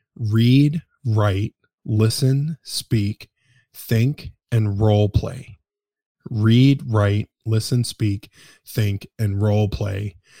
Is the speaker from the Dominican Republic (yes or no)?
no; Detroit, Michigan, United States; moved away; I am originally from Detroit, Michigan